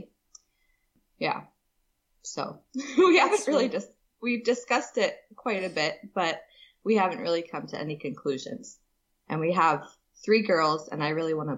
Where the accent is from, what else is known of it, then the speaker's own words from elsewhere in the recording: Papua New Guinea; I was born in Papua New Guinea